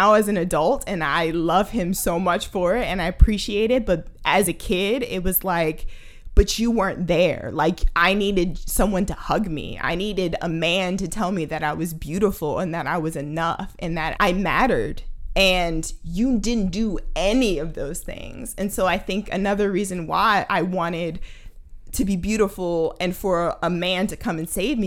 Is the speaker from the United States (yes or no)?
yes; Baltimore, Maryland, United States; I'm from Baltimore, Maryland